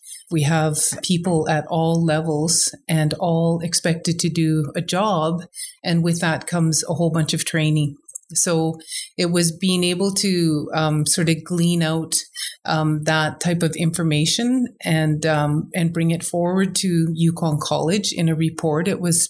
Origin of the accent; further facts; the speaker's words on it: Yukon, Canada; I was born and raised in the Yukon. … I'm a citizen of Tezen Tlingit Council, and I'm from the Dakhlawedi clan. I have a long, rich history in the Yukon.